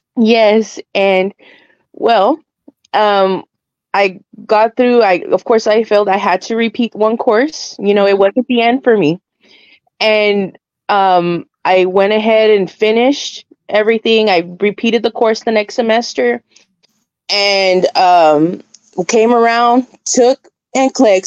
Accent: South Texas, United States; I'm from South Texas

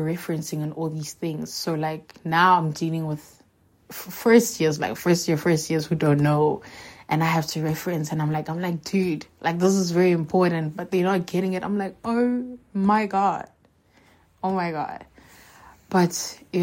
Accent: Johannesburg, Gauteng, South Africa; also born or lived in Seshego, Limpopo; I moved back to Johannesburg 2006. Yeah, I was in grade 2. And then, yeah, I lived with my mom. I've lived here since.

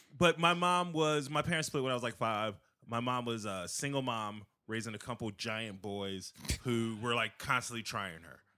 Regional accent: Aurora, Illinois, United States; also born or lived in South Side, Chicago; now in Naperville, United States; I'm from South Side, but I grew up mostly in the suburbs.

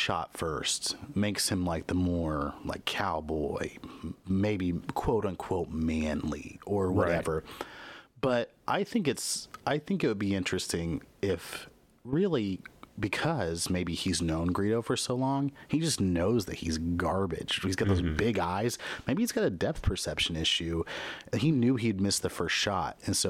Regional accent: Midwest, United States; Most of my gaming on console was done at friends' houses, your house, when I was growing up in the Midwest, at other people's houses.

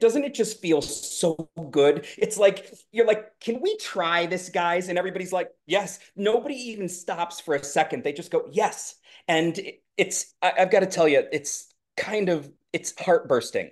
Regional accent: the Berkshires, Massachusetts, United States; I grew up in the Berkshires

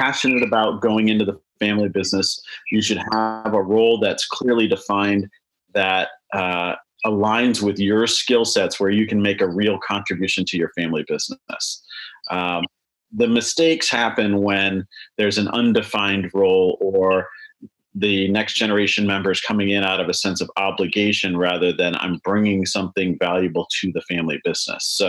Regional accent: Chicago, Illinois, United States; I grew up in Chicago

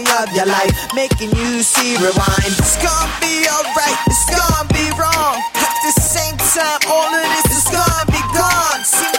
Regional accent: New York, United States; Remind you, I'm from New York.

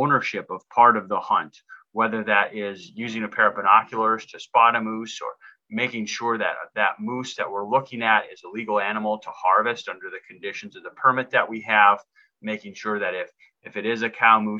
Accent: Upper Peninsula of Michigan, United States; moved away as an adult; now in Kenai Peninsula, United States; I grew up in the Upper Peninsula of Michigan

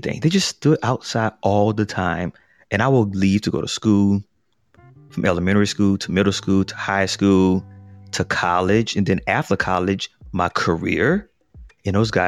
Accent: New Orleans, Louisiana, United States; I grew up in New Orleans

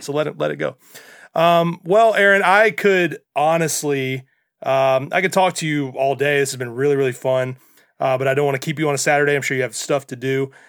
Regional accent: Mississippi, United States; as a child growing up in Mississippi

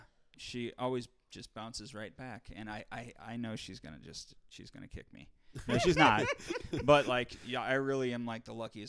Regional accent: St. Louis, Missouri, United States; I was like, man, I'm from St. Louis, motherfucker.

